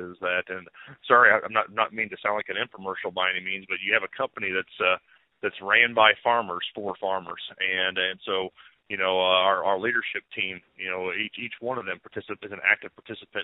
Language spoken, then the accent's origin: English; Shelbyville, Missouri, United States; I grew up in Northeast Missouri, a small town called Shelbyville